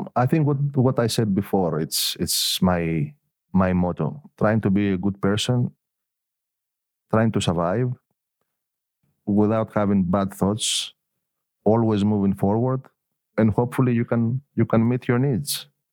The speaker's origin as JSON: {"language": "English", "town": "Elafonisos", "region": "Peloponnese", "country": "Greece", "tie": "born or raised there", "also_born_or_lived": "Athens", "said": "I was born I was born in Athens, but my parents were living both of them in, in Elafonisos"}